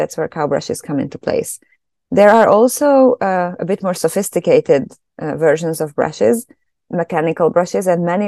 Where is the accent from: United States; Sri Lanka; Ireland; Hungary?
Hungary; moved away as an adult; also born or lived in Germany; now in Canada; I'm originally from Hungary, so that's where I studied.